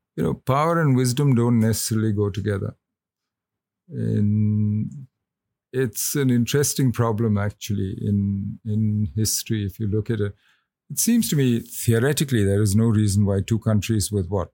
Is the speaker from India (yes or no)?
yes; India; as an Indian